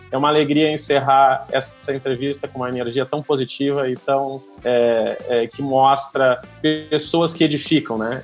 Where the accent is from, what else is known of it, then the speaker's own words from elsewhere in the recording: Rio Grande do Sul, Brazil; eu sou gaúcho, tem uma palavra que a gente usa lá muito, espraiar